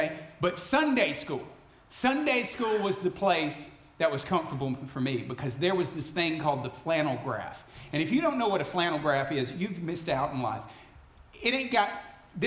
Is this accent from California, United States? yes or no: no; Alabama, United States; now in Kentucky, United States; I grew up in Alabama